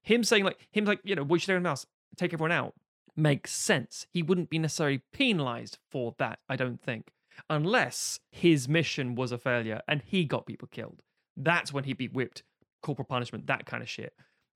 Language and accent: English; Buenos Aires, Argentina; And again, I'm from Buenos Aires. I say kill them all.